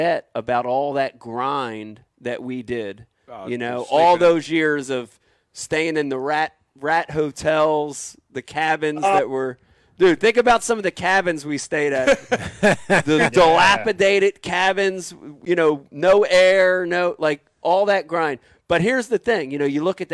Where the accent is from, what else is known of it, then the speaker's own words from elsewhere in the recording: New Jersey, United States; we're from the Jersey